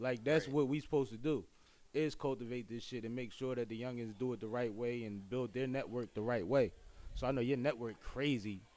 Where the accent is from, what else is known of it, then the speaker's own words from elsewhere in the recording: Philadelphia, Pennsylvania, United States; I'm from Uptown, too